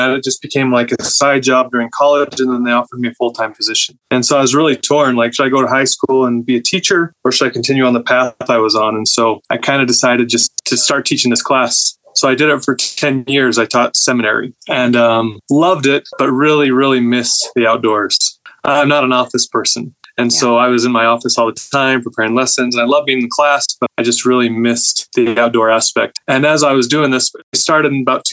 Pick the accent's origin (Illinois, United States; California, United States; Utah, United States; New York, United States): Utah, United States; Southern; I grew up in Southern Utah.